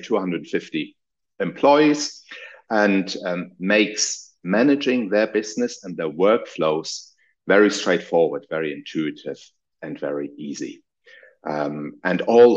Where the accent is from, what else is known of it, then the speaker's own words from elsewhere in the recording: Germany; moved away as an adult; also born or lived in Munich, Germany / United Kingdom; I'm originally from Germany.